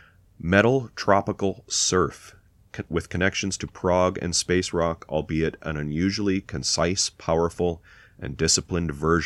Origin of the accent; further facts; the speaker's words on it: Canada; we're Canadian